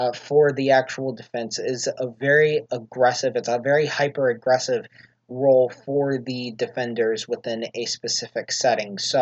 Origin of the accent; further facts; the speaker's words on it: United States; being an American